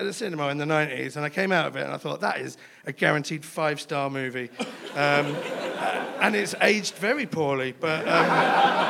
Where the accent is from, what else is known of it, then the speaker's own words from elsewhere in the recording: London, United Kingdom; I'm from London as well.